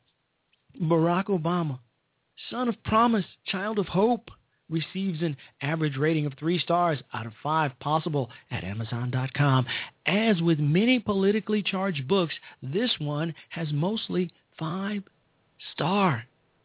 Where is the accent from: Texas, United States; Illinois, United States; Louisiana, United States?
Illinois, United States; Chicago; In my home state of Chicago, on the South Side